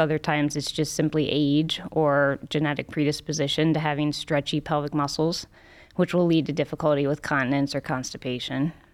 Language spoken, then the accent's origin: English; Cincinnati, Ohio, United States; also born or lived in Minnesota; now in Cleveland, United States; I grew up in Cincinnati